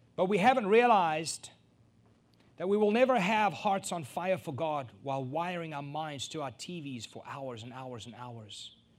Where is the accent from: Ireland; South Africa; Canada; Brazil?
South Africa; a South African born and raised